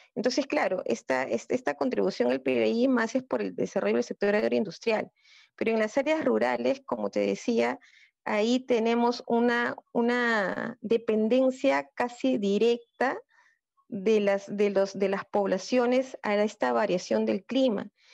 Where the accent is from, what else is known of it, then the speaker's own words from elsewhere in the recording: Peru; tenemos como peruanos